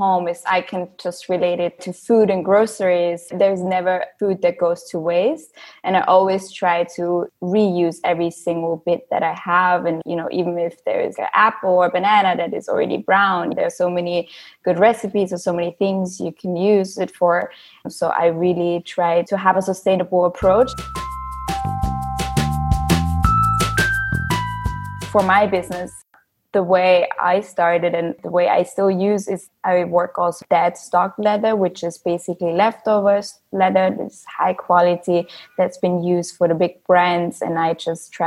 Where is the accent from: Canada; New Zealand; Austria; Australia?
Austria; moved away as an adult; also born or lived in New York City, United States / London, United Kingdom / Vienna, Austria; I grew up in Austria, and then I started going to school for graphic design.